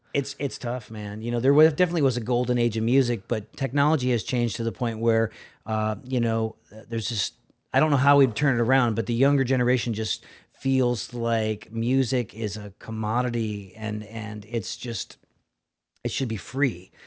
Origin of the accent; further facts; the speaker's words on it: Milford, Connecticut, United States; moved away; I was living in, uh, Milford, Connecticut. I'm originally from New England